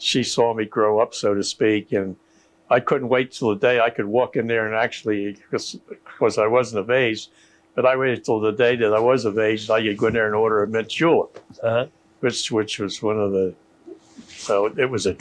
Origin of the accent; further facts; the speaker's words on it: King of Prussia, Pennsylvania, United States; that's where I'm from